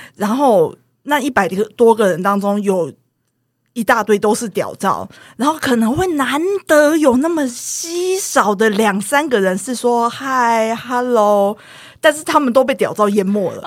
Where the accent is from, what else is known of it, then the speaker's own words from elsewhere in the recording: Taoyuan, Taiwan; 我是桃园人